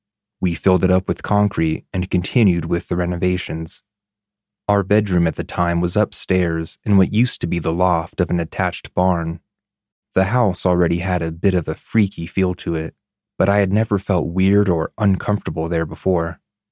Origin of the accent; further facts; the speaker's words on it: Canada; now in Denmark; For some context, I am Canadian, and my husband is Danish. We live in Denmark, where this takes place.